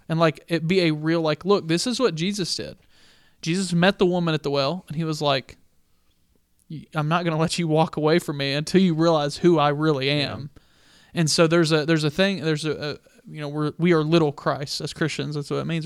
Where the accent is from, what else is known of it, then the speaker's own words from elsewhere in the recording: the Bible Belt, United States; now in Albuquerque, United States; I grew up in Bible Belt